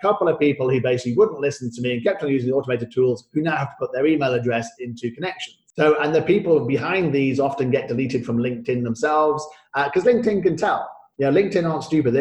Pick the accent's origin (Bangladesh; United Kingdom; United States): United Kingdom; now in Singapore; my old passport, which I obviously had to renounce for the British passport